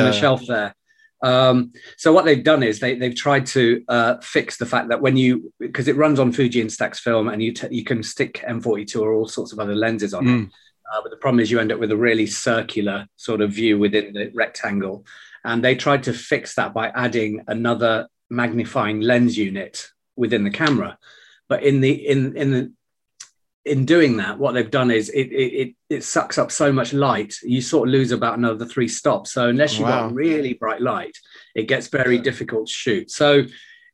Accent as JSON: {"language": "English", "country": "United Kingdom", "tie": "born or raised there", "said": "So my parents came to this country in 1968. So I was born here in 1970."}